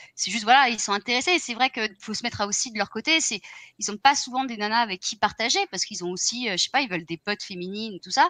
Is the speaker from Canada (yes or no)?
no; France; now in Ireland; je suis française aussi